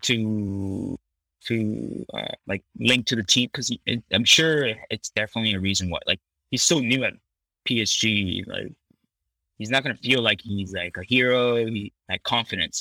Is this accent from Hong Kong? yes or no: no; Canada; moved away as an adult; all these American brands that I've never eaten growing up in Canada.